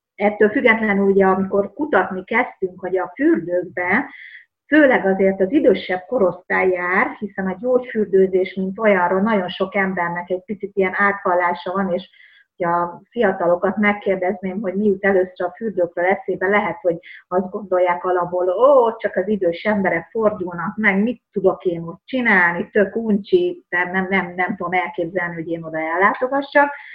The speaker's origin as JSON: {"language": "Hungarian", "region": "rural Hungary", "country": "Hungary", "tie": "born or raised there", "said": "a vidéken nőttem fel"}